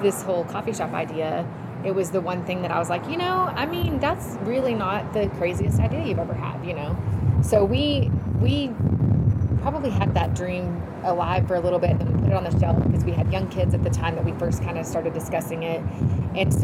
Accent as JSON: {"language": "English", "town": "Amarillo", "region": "Texas", "country": "United States", "tie": "born or raised there", "also_born_or_lived": "Lubbock, Texas", "said": "I've been here since I was about five. So we've grown up"}